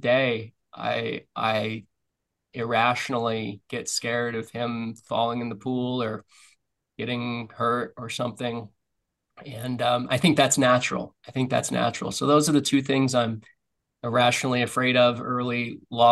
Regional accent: Florida, United States; now in Nosara, Costa Rica; I grew up in Florida

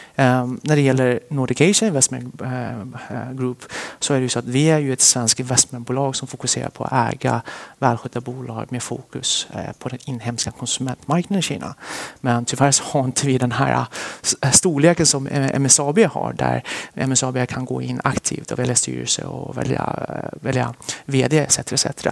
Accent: Västerås, Västmanland, Sweden; also born or lived in Sichuan, China; now in Stockholm, Sweden; vi flyttade till Sverige när jag var cirka sju år. Och sen dess så är jag vuxen i Västerås

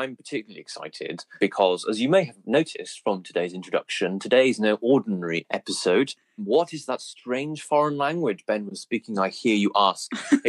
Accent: Wales, United Kingdom; And I'm from Pembrokeshire, and people from Wales often think that people from Pembrokeshire aren't really Welsh anyway. but we are.

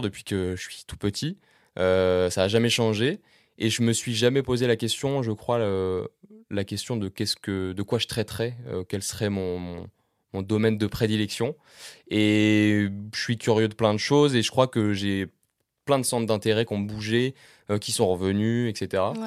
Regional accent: Caen, Normandy, France; j'ai grandi à Caen, en Normandie, dans la région de Caen

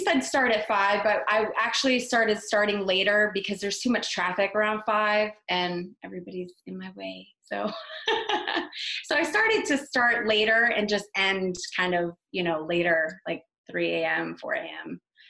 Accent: South Florida, United States; moved away as an adult; now in Tennessee, United States; I'm born and raised in South Florida, so I've lived there for most of my life

